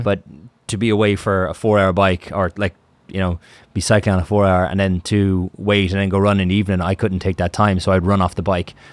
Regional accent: Ireland; I'm from Ireland, and the Atlantic opens up on Ireland

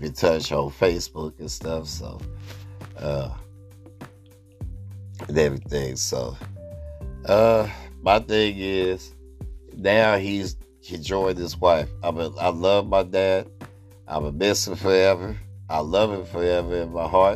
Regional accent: Oakland, California, United States; also born or lived in Berkeley, California / Sacramento, California; I lived in Oakland for 4 years, going on 41 years

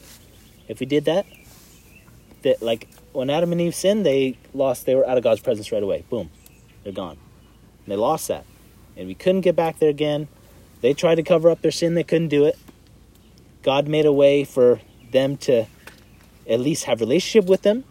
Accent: Canada; we're Canadian

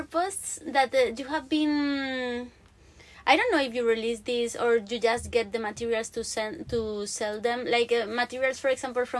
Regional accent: Spain; now in Sweden; Like in my hometown, I come from Spain originally

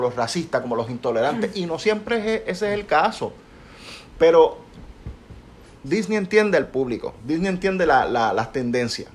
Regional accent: Puerto Rico; nosotros somos puertorriqueños, nosotros hablamos como hablamos

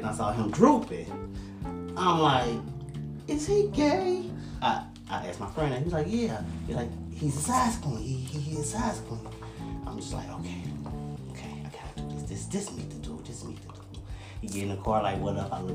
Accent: Cincinnati, Ohio, United States; I grew up in Wynn Terrace.

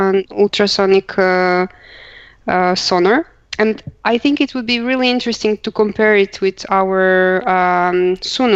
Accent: Croatia; moved away as an adult; now in Luxembourg; I come from Croatia, but I live already for um, more than four years in Luxembourg

